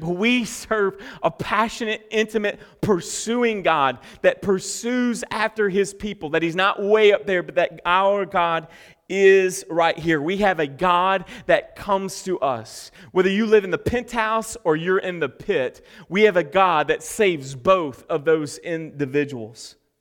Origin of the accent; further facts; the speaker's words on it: United States; I'm just an American